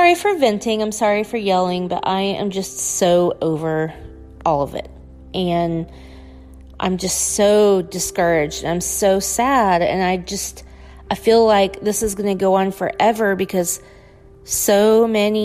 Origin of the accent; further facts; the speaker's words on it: United States; being an American